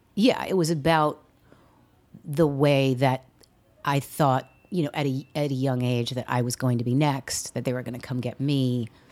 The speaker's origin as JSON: {"language": "English", "town": "San Diego", "region": "California", "country": "United States", "tie": "born or raised there", "also_born_or_lived": "Seattle", "moved": "as an adult", "lives_now": "New York, United States", "said": "having grown up in California"}